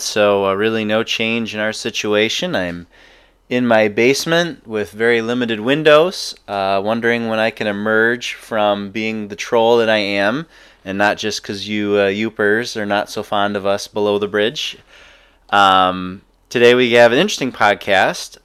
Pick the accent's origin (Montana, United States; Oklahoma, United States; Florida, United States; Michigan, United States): Michigan, United States; Ann Arbor; growing up in Ann Arbor